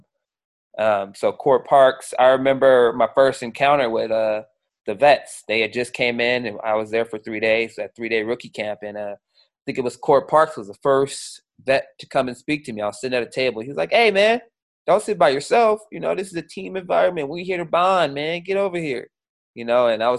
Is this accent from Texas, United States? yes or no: no; Seattle, Washington, United States; I grew up in Seattle.